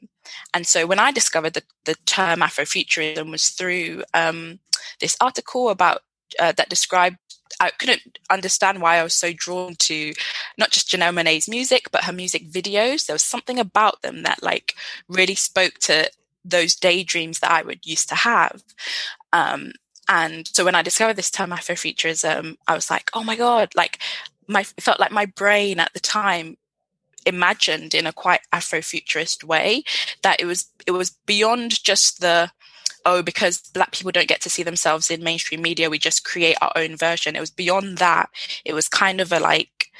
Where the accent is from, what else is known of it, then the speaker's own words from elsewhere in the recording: United Kingdom; being British Nigerian